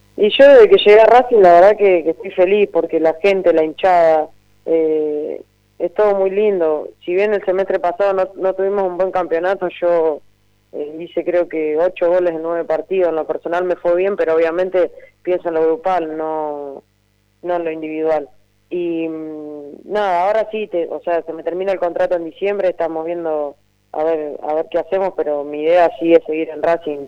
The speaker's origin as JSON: {"language": "Spanish", "town": "Mechita", "region": "Buenos Aires Province", "country": "Argentina", "tie": "born or raised there", "said": "mi pueblo, en Mechita"}